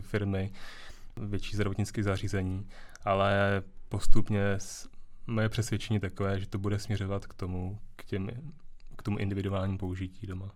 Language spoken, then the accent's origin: Czech; Děčín, Ústí nad Labem Region, Czechia; já jsem z Děčína